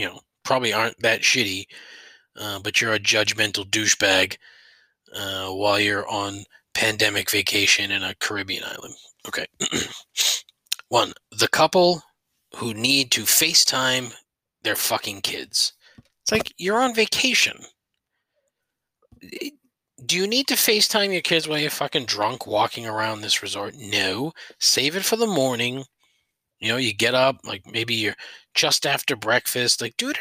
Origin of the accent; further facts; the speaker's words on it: Boston, Massachusetts, United States; I'm from Boston